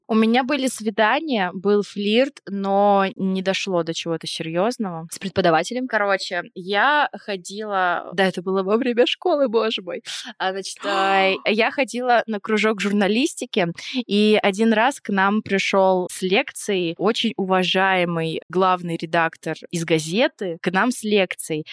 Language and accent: Russian; Vorkuta, Komi Republic, Russia; moved away; я из Воркуты. Значит, это маленький город за полярным кругом, очень бедный